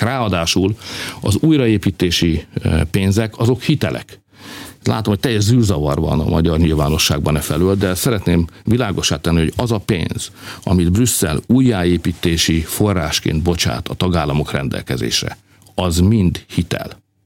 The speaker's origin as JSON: {"language": "Hungarian", "country": "Hungary", "said": "mi meg magyarok vagyunk"}